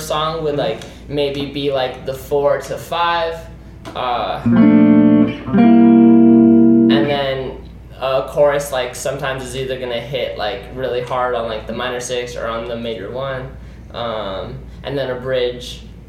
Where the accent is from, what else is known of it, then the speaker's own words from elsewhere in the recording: Scottsdale, Arizona, United States; We're born and raised in Scottsdale